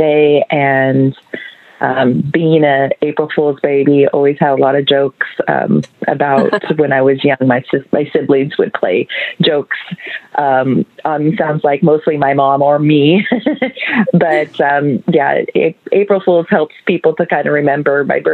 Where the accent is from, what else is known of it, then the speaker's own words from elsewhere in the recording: Seattle, Washington, United States; I was born and raised in Seattle, Washington, and pretty much lived in Washington my whole life.